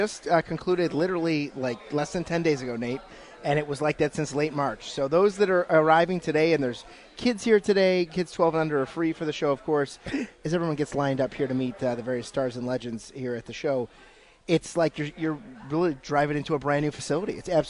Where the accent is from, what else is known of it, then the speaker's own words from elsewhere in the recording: Ohio, United States; born there; and I was born in Ohio, so yes, I do follow Ohio State.